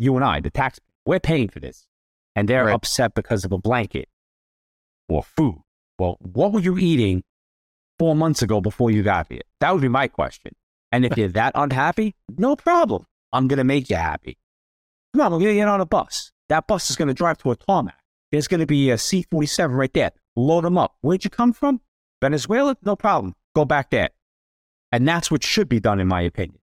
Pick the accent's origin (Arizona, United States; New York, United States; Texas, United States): New York, United States; New York City; moved away as an adult; now in Florida, United States; born and raised in the Bronx and Throgs Neck